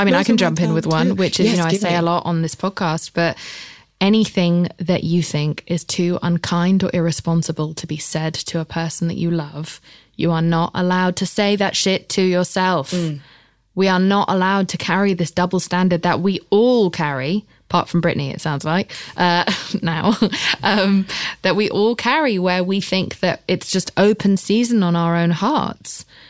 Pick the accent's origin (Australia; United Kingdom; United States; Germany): United Kingdom; England; I'm English.